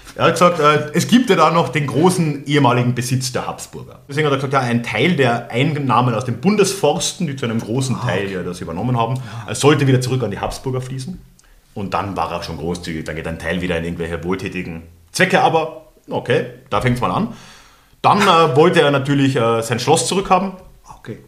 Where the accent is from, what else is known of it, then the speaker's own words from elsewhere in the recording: Austria; moved away as an adult; also born or lived in Germany; so als Österreicher in Deutschland, also ich habe jetzt ja doch sechs Jahre in Deutschland gelebt